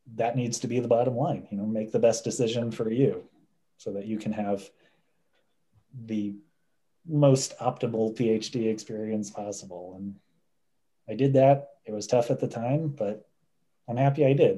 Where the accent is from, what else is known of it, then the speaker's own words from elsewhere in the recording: Indianapolis, Indiana, United States; I'm from Indianapolis, it's in state, so the tuition was not bad.